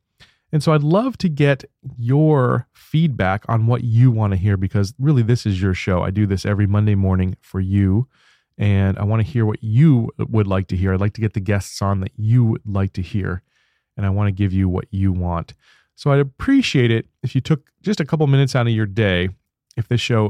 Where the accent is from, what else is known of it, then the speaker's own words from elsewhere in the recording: Baltimore, Maryland, United States; moved away; I can't wait to go back home to Baltimore, where I grew up as a kid.